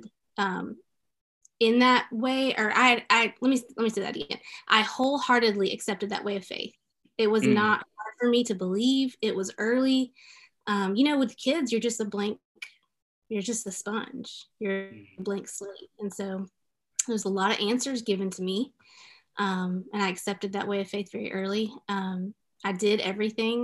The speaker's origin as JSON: {"language": "English", "town": "Memphis", "region": "Tennessee", "country": "United States", "tie": "born or raised there", "moved": "yes", "said": "I grew up in Memphis, Tennessee"}